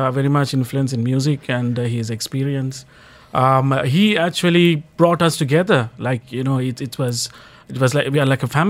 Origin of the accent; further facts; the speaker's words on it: Sri Lanka; moved away; From Sri Lanka.